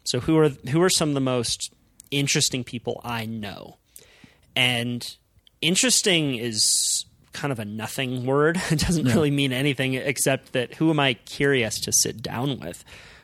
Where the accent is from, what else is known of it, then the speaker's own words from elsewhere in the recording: Santa Cruz, California, United States; which is where I grew up in Santa Cruz